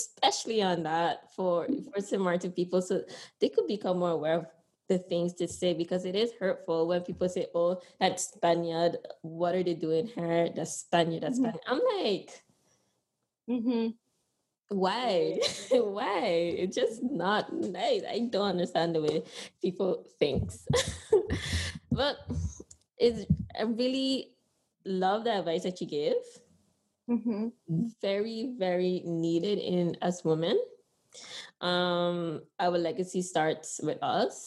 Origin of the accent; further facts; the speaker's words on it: Honduras; now in Sint Maarten; I'm proud to say I'm from Honduras